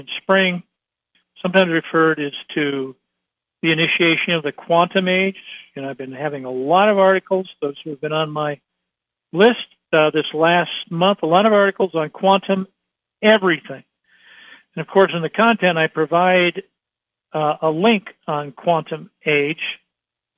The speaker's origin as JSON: {"language": "English", "town": "Troy", "region": "Ohio", "country": "United States", "tie": "born or raised there", "said": "I grew up in Troy, Ohio."}